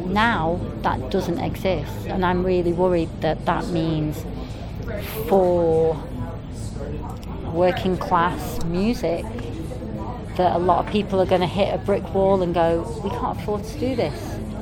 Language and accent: English; Manchester, North West England, United Kingdom; when I was growing up in Manchester